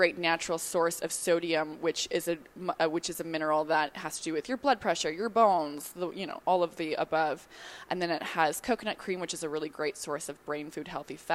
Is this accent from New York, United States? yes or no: yes; New York, United States; I'm from New York